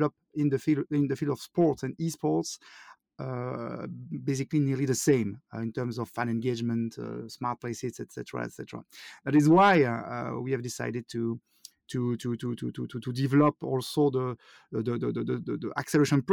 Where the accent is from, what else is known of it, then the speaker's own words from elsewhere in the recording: Wallonia, Belgium; accent: French; first language French; English is a second language; also born or lived in Liège, Belgium; I'm from Belgium. I'm living in the south part of Belgium, in Liège. So I speak French, and I'm pretty sure you all know that with my accent